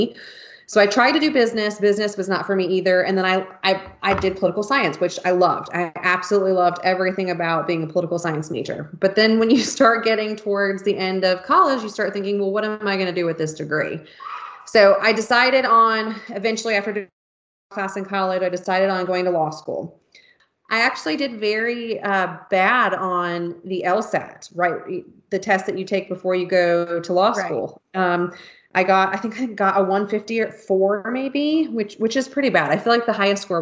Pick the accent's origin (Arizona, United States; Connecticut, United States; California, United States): California, United States; moved away; also born or lived in Honolulu, Hawaii; I grew up in California. So I am, started out as a West Coast girl